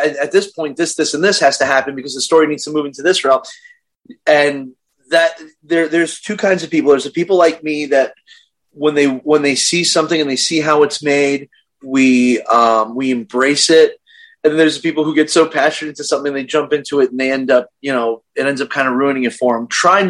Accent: Brooklyn, New York, United States; now in Chicago, United States; Brooklyn, New York.

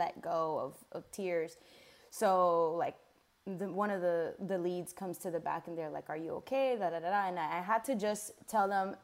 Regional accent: Miami, Florida, United States; moved away as an adult; now in Charlotte, United States

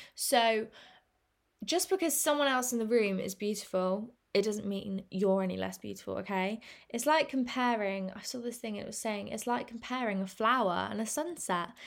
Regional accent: England, United Kingdom; I'm English and we say, in England

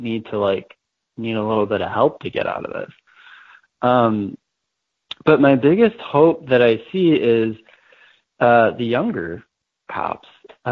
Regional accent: Chicago, Illinois, United States; I grew up in Jeff Park, which is like totally, like there's literally 8 cops on my block

